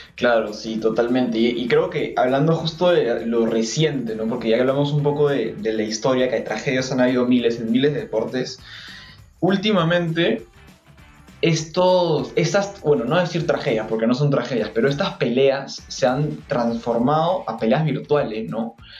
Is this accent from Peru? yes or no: yes; Peru; como peruanos hemos vivido